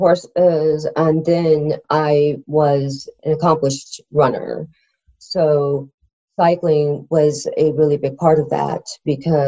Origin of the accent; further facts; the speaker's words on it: Iowa, United States; now in Georgia, United States; I grew up in the Midwest. So it was a lot of land to be able to cover, you know, growing up in Iowa